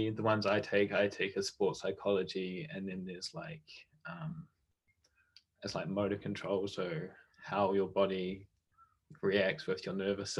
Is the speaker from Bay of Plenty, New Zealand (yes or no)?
yes; Whakatane, Bay of Plenty, New Zealand; moved away as an adult; I live in Whakatane